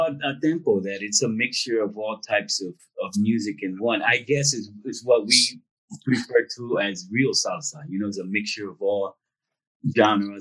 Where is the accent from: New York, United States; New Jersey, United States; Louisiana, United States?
New Jersey, United States; I am Puerto Rican, you know, born and raised in Jersey.